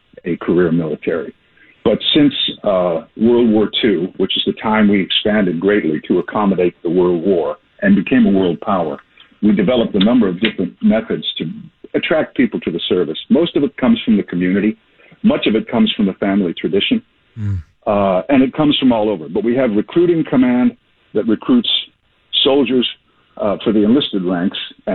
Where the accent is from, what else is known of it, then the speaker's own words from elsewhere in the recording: Downers Grove, Illinois, United States; I grew up in Downers Grove.